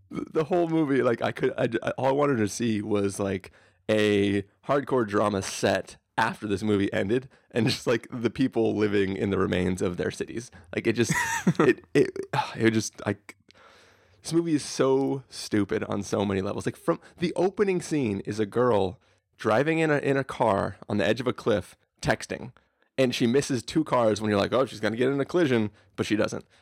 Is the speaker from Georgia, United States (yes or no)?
no; San Diego, California, United States; this, this is, like, basically my hometown